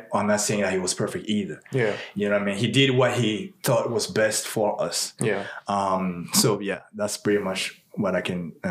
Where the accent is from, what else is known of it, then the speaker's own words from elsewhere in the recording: Burkina Faso; born there; And I was born in West Africa. I was born in a country called Burkina Faso.